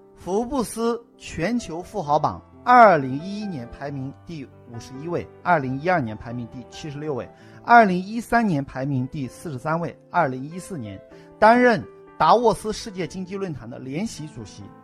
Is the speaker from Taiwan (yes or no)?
no; China; 我们中国人讲冤有头，债有主